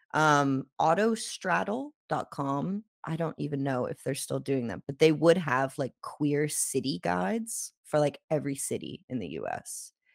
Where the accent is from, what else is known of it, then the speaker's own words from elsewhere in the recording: Jacksonville, Florida, United States; we're from the South